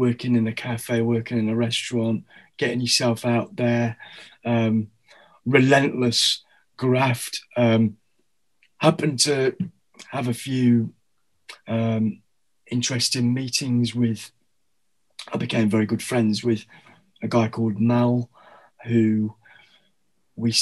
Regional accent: Derbyshire, East Midlands, United Kingdom; accent: Derbyshire; moved away as an adult; also born or lived in Australia; now in London, United Kingdom; I was raised in Derbyshire

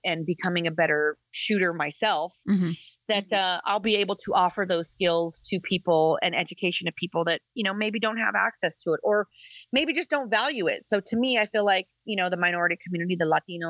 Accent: Colorado, United States; So I come from Colorado. I grew up in the ghetto. I grew up in the West Side.

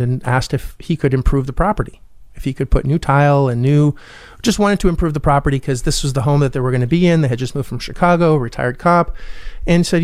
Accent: Canada; also born or lived in Orlando, Florida; I am Canadian

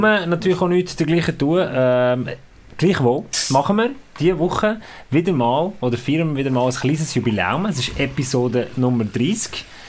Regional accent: Bern, Switzerland; für mich war Graubünden wirklich so ein blinder Fleck gesehen als Berner

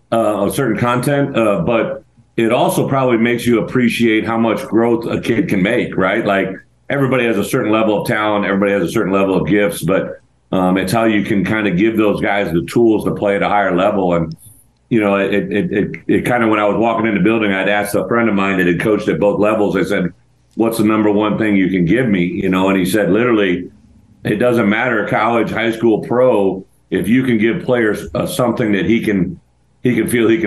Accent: Illinois, United States; I'm from Illinois originally, right?

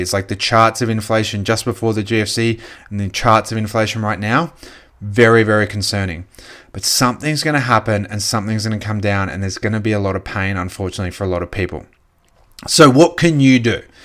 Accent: Australia; As an Australian

